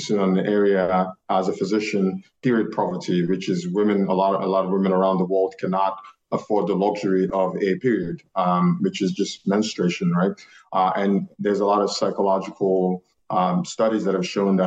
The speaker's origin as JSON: {"language": "English", "country": "Nigeria", "tie": "born or raised there", "moved": "as an adult", "lives_now": "United States", "said": "we're both Nigerian. So I came here at a young age of 18."}